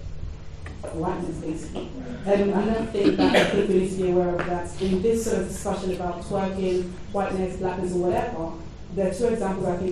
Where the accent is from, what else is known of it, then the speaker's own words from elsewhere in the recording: London, United Kingdom; accent: London; my London accent